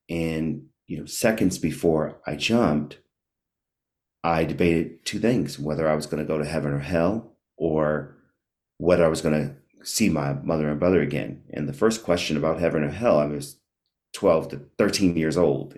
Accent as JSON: {"language": "English", "town": "Washington", "region": "District of Columbia", "country": "United States", "tie": "born or raised there", "also_born_or_lived": "Maryland", "said": "I grew up in Washington, D C, born and raised"}